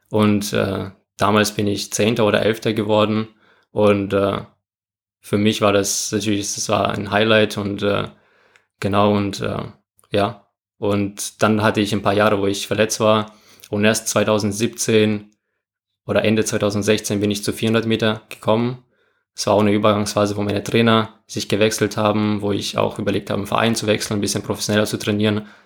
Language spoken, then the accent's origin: German; Moldova; now in Germany; Das war der Jahr, wo ich allgemein nach Deutschland gekommen bin. Ich komme ja aus Moldawien.